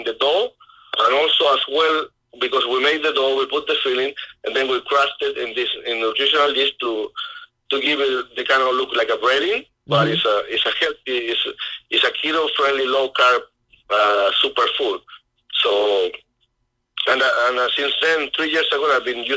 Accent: Chile; growing up in Chile

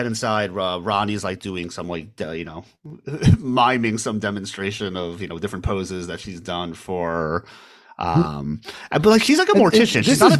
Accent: Manhattan, New York, United States; born there; also born or lived in Staten Island / New Jersey; I was born in Manhattan. My family lived in Staten Island, actually.

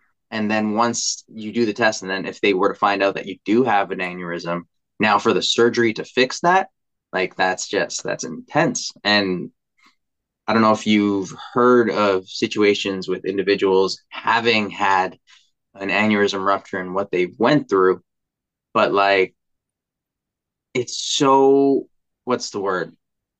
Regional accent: Philippines; And to even reflect it back to, being Filipino, you don't go to the doctors unless you're sick, right?

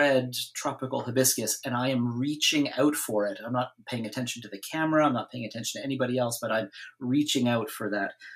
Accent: Ontario, Canada; now in Vancouver, Canada; I did grow up in Ontario

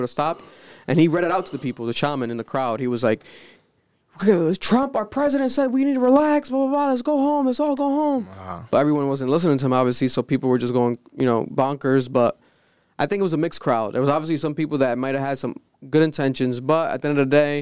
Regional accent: United States; We're young Americans.

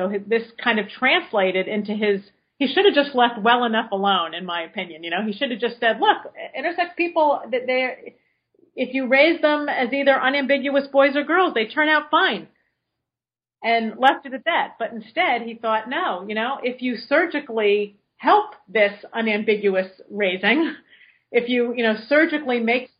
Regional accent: West Coast, United States; some big places like Seattle or San Francisco, I'm from the West Coast

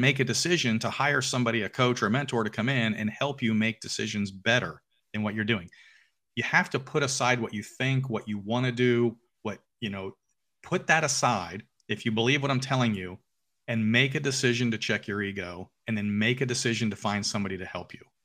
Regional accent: Alpharetta, Georgia, United States; I own a restaurant in downtown Alpharetta, which is my hometown

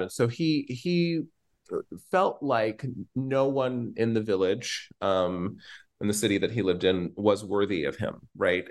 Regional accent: Norman, Oklahoma, United States; live in Norman, Oklahoma, and I grew up in Norman, Oklahoma.

